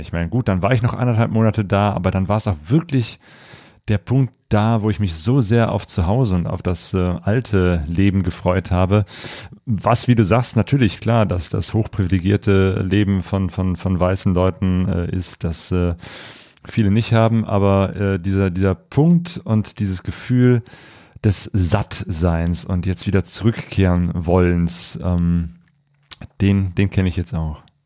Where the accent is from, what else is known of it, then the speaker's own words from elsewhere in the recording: Germany; wir als Deutsche